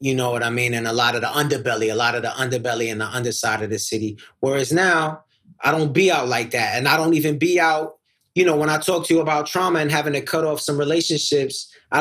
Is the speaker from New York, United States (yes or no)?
yes; New York City, New York, United States; I come up from Queens. I didn't grow up in the ghetto.